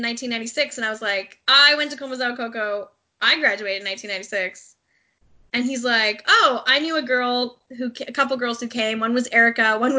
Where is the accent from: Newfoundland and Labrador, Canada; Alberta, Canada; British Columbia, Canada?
British Columbia, Canada; Vancouver Island; moved away as an adult; also born or lived in England / Japan / Ontario; I'm from Vancouver Island